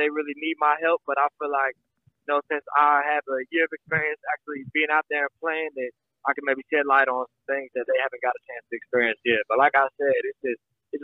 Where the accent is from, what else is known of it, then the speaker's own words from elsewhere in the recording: near Ames, Iowa, United States; Ames is like 40 minutes from my hometown, so I had a lot of family there